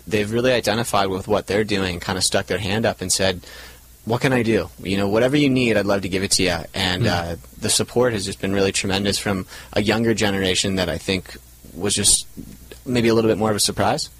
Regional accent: Laguna Beach, California, United States; we grew up in Laguna Beach. We'd stared at Catalina our entire lives

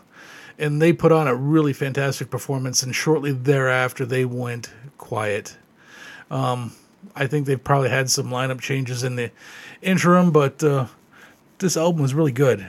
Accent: Ontario, Canada; growing up in Ontario, there was a Tobermory there

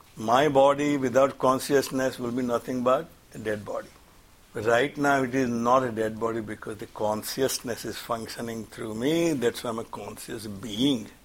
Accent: India; moved away; I'm from India

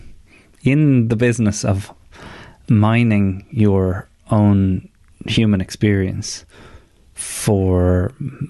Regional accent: Ireland; our culture as men, as Irish men

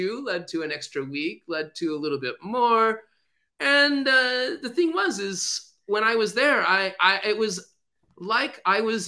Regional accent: United States; I'm an American

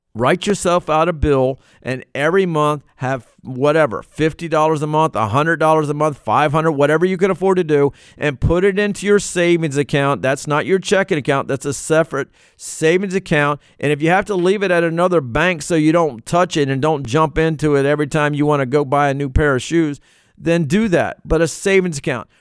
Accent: Virginia, United States; I'm from Virginia. It's where I grew up, and not where I was born, but where I grew up

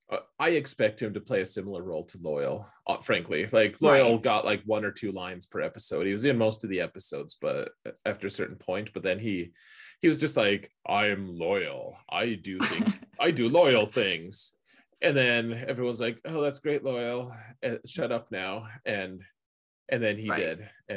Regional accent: United States; I'm an American

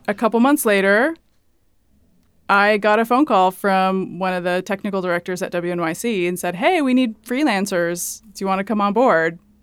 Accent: Hayward, California, United States; moved away as an adult; also born or lived in Washington State; now in New York, United States; I was on the West Coast, uh, California and Washington State

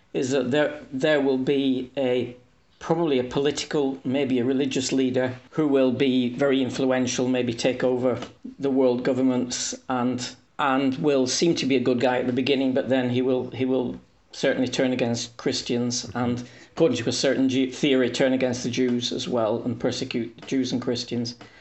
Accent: England, United Kingdom; moved away as an adult; now in Hungary; I am English, but I live in Hungary. I've lived here for thirty years

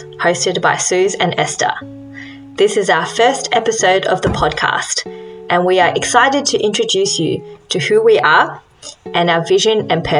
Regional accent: rural Victoria, Australia; also born or lived in New Zealand; now in Melbourne, Australia; I was born in New Zealand, and I grew up in rural Victoria and only moved to Melbourne in the last couple of years to do my university education. Both my parents are Taiwanese, so I guess you could say I'm Taiwanese-Australian.

